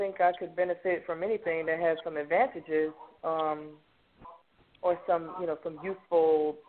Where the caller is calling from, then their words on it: Fairburn, Georgia, United States; That's right. I'm calling from Fairburn, Georgia.